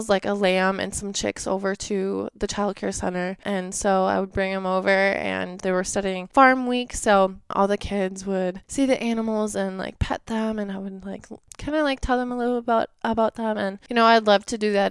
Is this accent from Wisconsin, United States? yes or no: yes; Ellsworth, Wisconsin, United States; I am from Ellsworth, Wisconsin, so it's a very small town. I grew up on a farm